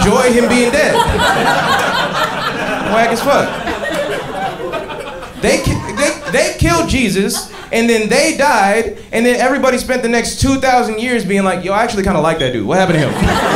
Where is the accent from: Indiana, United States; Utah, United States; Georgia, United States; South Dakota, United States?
Georgia, United States; Atlanta; I grew up in Atlanta in the 90s